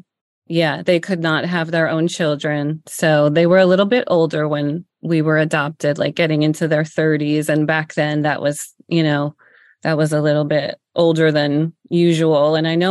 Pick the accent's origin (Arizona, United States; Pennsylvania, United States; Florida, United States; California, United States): Pennsylvania, United States; Yeah. I'm originally from Northeastern Pennsylvania, though.